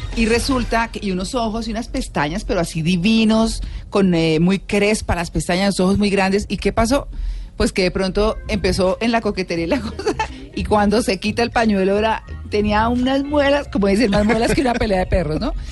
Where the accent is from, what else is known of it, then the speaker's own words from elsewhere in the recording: Bucaramanga, Santander, Colombia; now in Bogotá, Colombia; crecí en Bucaramanga